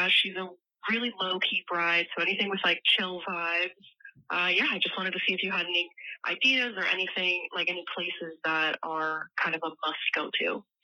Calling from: Boston, Massachusetts, United States; I'm calling from Boston.

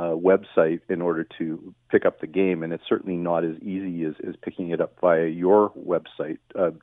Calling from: Vancouver, British Columbia, Canada

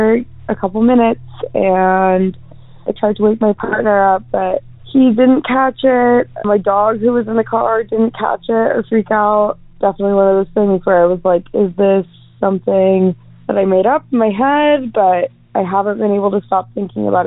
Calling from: Pacific Northwest, United States; I'm calling from the Pacific Northwest.

